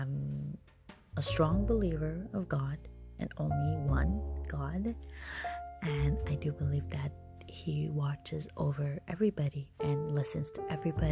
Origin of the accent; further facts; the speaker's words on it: Iran; now in Canada; I am Canadian born, but I have been raised in Iran. And because I was raised there, I kind of always call Iran home. I am currently living in Canada